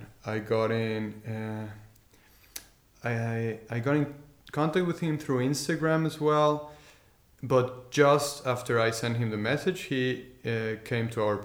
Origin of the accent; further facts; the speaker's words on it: Tequisquiapan, Querétaro, Mexico; moved away as an adult; also born or lived in Mexico City / Madrid, Spain; now in Leiden, Netherlands; So, I was born in Mexico City, and my parents and I, my family and I, we moved to Tequisquiapan, to this tiny village